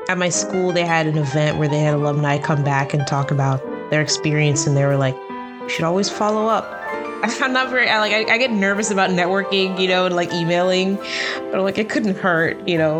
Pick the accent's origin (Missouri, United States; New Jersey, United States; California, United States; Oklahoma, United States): New Jersey, United States; moved away as an adult; also born or lived in Baltimore, Maryland; now in Burbank, United States; I'm from New Jersey. That's where I was, uh, born and where we grew up